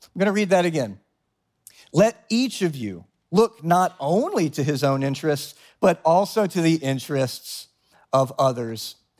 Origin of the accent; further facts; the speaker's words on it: the South, United States; now in New York, United States; I come from the South, and down South, everyone's kind of fake nice